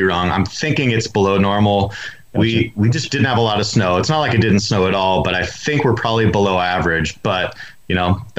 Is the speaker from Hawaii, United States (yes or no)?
no; Nevada, United States; moved away as an adult; now in Montana, United States; I'm from Nevada